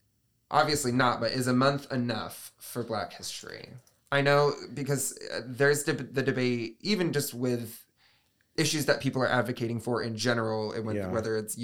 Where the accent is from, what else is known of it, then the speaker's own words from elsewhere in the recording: Michigan, United States; I mean, speaking personally, I grew up in West Michigan, Southwest mm-hmm. Michigan. Betsy DeVos land, so mm-hmm. to speak.